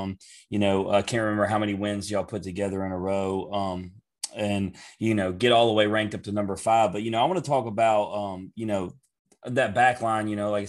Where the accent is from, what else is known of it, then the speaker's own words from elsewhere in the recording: Memphis, Tennessee, United States; We're all three from Memphis.